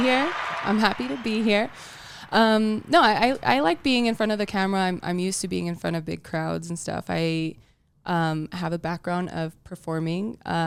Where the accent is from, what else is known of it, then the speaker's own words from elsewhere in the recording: Salt Lake City, Utah, United States; also born or lived in Palo Alto / Tonga; I like to say I'm from Salt Lake because I've lived most of my life here. I was born in Palo Alto, California. And then before I even turned one, my family moved to Tonga.